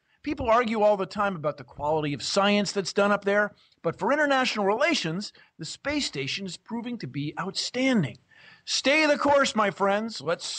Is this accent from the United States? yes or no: yes; United States; I'm from the United States